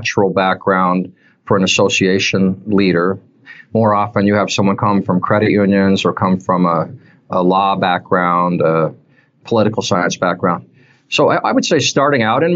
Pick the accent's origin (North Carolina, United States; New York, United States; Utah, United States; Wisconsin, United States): Utah, United States; moved away as an adult; also born or lived in Washington State; now in Michigan, United States; I was raised in Utah, spent my whole life there until the age of 32 when I moved up to Washington State